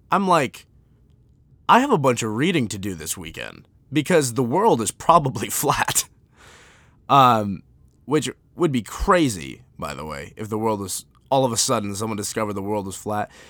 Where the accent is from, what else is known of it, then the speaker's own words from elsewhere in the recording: United States; I'm an American